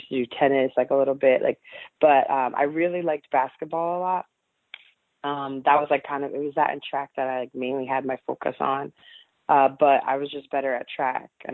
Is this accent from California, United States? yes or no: no; New York City, New York, United States; I grew up in Staten Island, New York